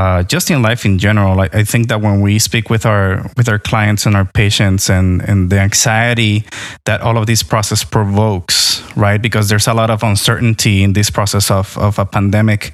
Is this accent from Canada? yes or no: no; Puerto Rico; moved away; also born or lived in Florida; I grew up in Puerto Rico